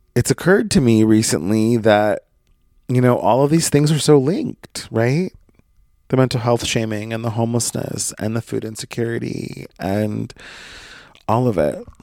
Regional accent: Brookings, Oregon, United States; moved away; Brookings is my hometown. I grew up there.

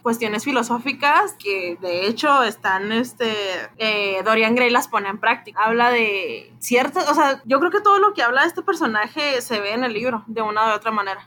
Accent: Mexico; Nosotros que somos orgullosamente mexicanos

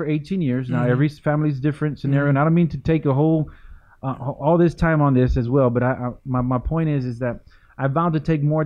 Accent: San Antonio, Texas, United States; I was born and raised here in San Antonio

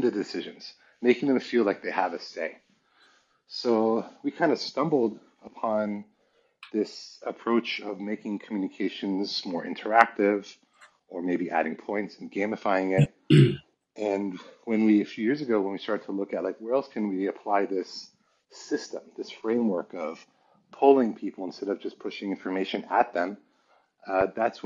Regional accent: Palo Alto, California, United States; moved away as an adult; also born or lived in Paris / Santa Barbara / China; they ended up in Palo Alto. So that's where I grew up until 24 when I went to China.

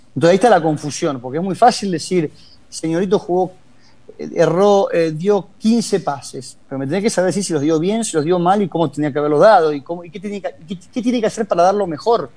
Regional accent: Argentina; moved away as an adult; also born or lived in Scotland / Spain / Italy / England; now in London, United Kingdom; amo mi país porque fue donde nací, tengo mis mayores recuerdos de, la juventud, estoy en Argentina

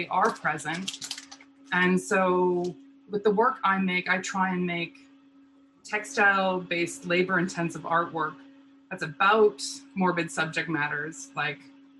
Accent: Lethbridge, Alberta, Canada; in my hometown

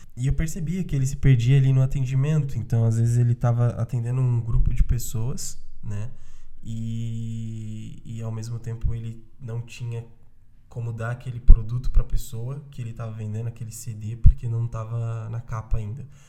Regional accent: São Paulo, Brazil; eu sou da, periferia, da periferia de São Paulo

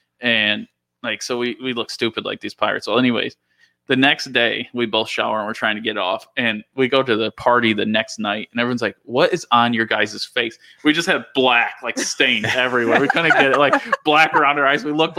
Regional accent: Dundee, Scotland, United Kingdom; We're from Dundee. I mean, we have to make up these things. Our parents all have like livers of steel

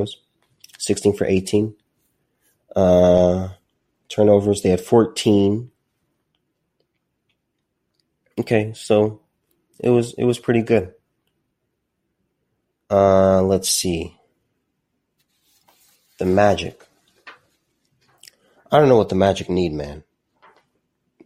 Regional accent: Southern California, United States; also born or lived in Azusa, California / Corona Norco area, California; I grew up in Southern California. I lived in Azusa for a little bit, and then my family moved to the Corona Norco area

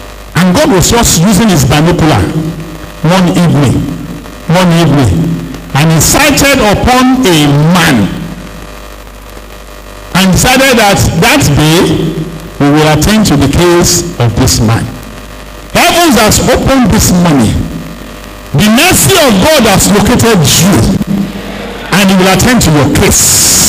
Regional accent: Arochukwu, Abia, Nigeria; born there; I was born in Arochukwu, very close to Unewi.

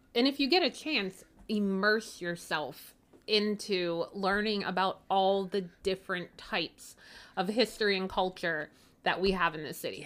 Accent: Pittsburgh, Pennsylvania, United States

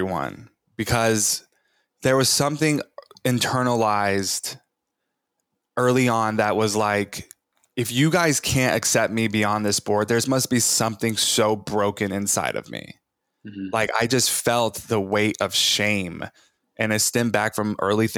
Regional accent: Bible Belt of Texas, United States; I was born in the Bible Belt of Texas, raised like charismatic Christian, evangelical Christian

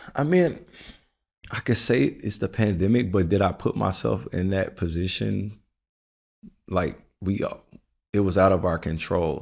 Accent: the South, United States; now in New York, United States; I'm from the South

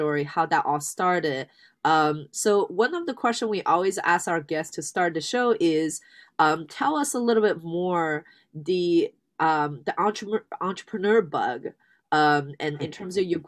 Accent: Canada; I'm Canadian as well

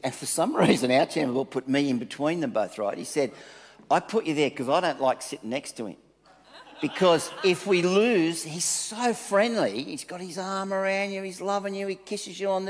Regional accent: Manly, New South Wales, Australia; I came from Manly

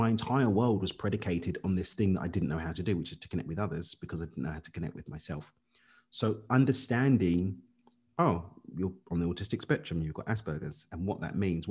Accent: London, United Kingdom; moved away; Born and raised in East London.

